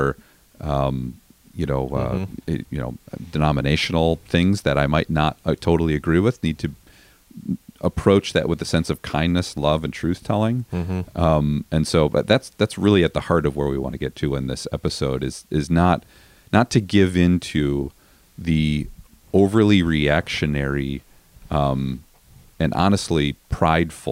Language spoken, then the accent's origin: English; Chicago, Illinois, United States; moved away; because I grew up in Chicago